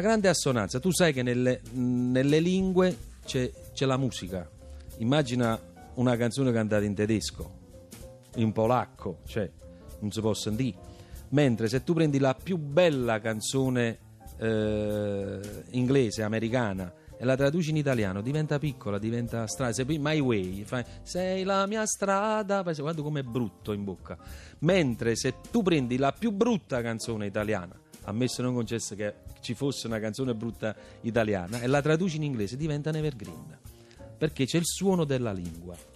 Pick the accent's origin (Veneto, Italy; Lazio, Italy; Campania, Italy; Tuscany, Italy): Campania, Italy; Naples; essere napoletano